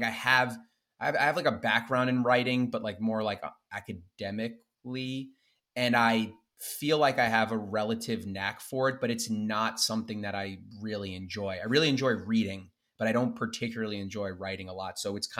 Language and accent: English; Smithtown, New York, United States; I'm from Smithtown, New York.